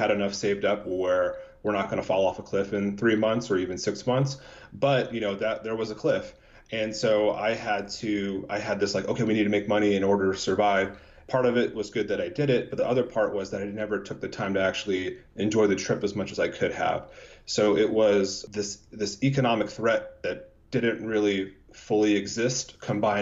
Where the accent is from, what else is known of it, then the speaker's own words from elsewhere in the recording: United States; we were raised in America